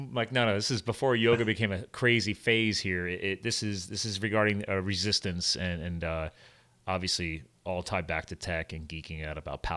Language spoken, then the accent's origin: English; eastern Pennsylvania, United States; also born or lived in New Jersey / western US; I was born in Jersey, but then obviously moved to Pennsylvania and then grew up on the eastern side of Pennsylvania.